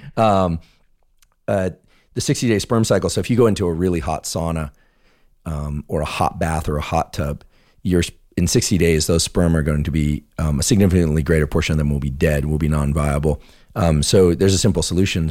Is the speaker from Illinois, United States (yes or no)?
no; California, United States; I grew up in California, and there were a lot of earthquakes